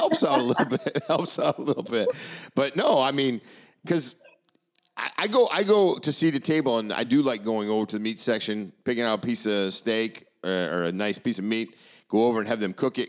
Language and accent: English; Maine, United States; now in Naples, Florida, United States; I'm from Maine.